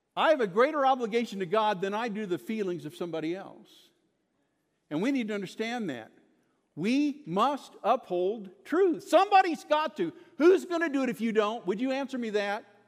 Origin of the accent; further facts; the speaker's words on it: Kansas, United States; moved away as an adult; also born or lived in Lubbock, Texas; I was born in Kansas, raised in Kansas